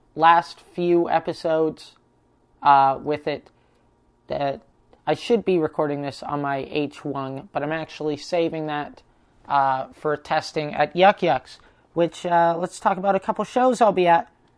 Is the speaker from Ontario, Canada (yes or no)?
no; Prince George, British Columbia, Canada; moved away; my hometown in Prince George